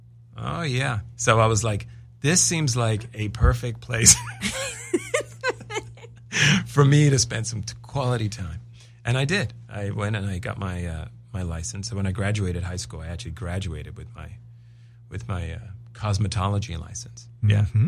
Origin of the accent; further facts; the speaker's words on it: England, United Kingdom; I'm English. They're English. He's my uncle.